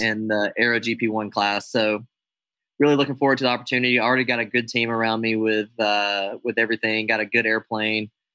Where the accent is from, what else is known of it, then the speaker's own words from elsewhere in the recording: United States; I'm an American aerobatic airshow pilot